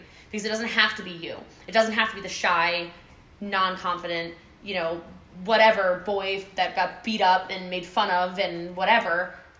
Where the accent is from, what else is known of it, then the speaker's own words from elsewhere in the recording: Texas, United States; I was like, yeah, I'm from Texas, you're from Texas, whatever.